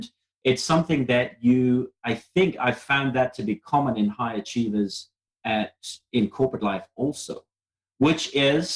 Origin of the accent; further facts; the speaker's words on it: South Africa; I was brought up in South Africa